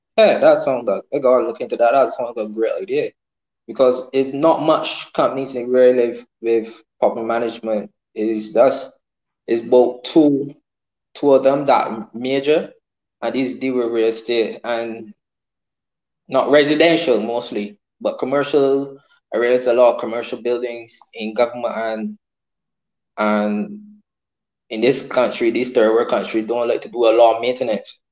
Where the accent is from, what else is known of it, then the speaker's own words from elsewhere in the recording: Barbados; I'm from Barbados.